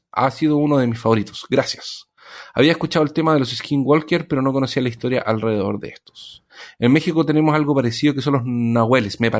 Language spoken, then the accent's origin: Spanish; Cuba; como buen cubano, casi me ofendo